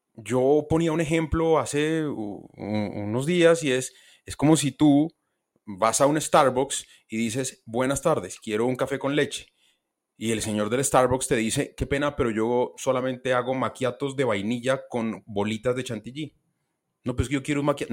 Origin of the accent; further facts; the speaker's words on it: Colombia; Yo soy periodista, soy colombiano